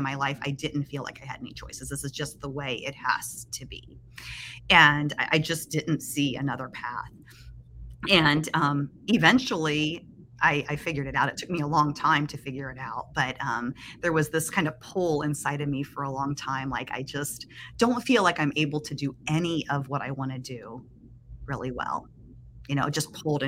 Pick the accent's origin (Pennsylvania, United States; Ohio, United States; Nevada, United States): Ohio, United States; Springfield; I am from Springfield, Ohio